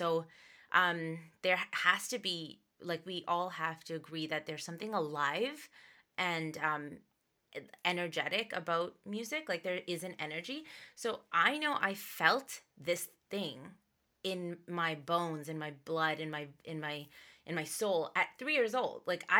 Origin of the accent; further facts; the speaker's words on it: Dubai, United Arab Emirates; Cause back when I was born in Dubai, and so back then there were, where I lived, there was a lot of Bollywood influence in Dubai. So I was growing up with Bollywood songs and English songs and everything.